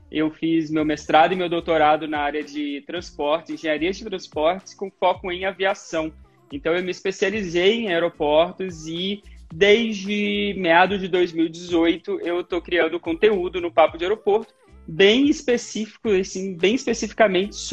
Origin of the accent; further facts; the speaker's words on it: Muriaé, Minas Gerais, Brazil; born there; inclusive eu nasci